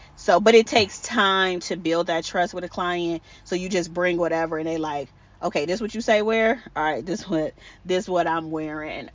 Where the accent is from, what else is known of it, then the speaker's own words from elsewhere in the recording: Cleveland, Ohio, United States; I'm originally from Cleveland, Ohio